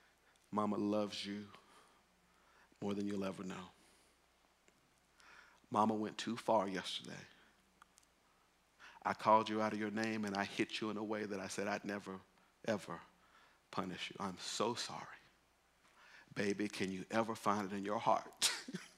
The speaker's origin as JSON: {"language": "English", "region": "Mississippi", "country": "United States", "tie": "born or raised there", "moved": "yes", "said": "I grew up in Mississippi."}